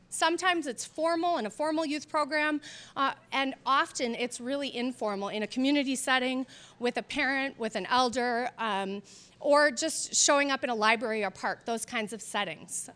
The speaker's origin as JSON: {"language": "English", "town": "Minneapolis", "region": "Minnesota", "country": "United States", "tie": "born or raised there", "said": "my experience growing up in South Minneapolis"}